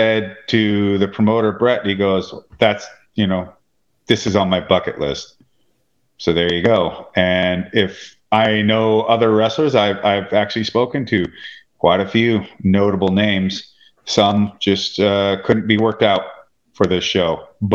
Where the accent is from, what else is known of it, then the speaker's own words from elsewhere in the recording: Washington, United States; We're also from Washington State